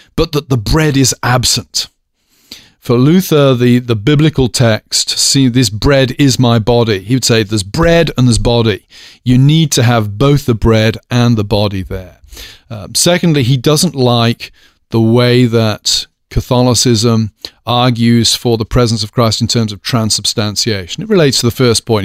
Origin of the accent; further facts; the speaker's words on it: United Kingdom; moved away as an adult; now in United States; as a British person